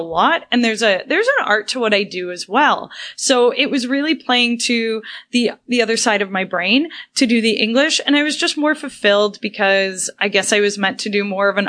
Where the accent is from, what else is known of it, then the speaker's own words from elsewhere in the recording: Brampton, Ontario, Canada; we're both local, you know, we're both from Brampton, Ontario.